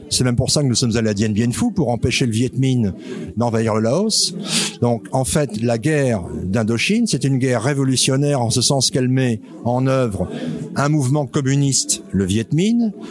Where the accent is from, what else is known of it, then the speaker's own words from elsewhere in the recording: Wallonia, Belgium; now in France; je suis résident depuis cinq ans dans le Morvan. Je venais des Ardennes belges précédemment.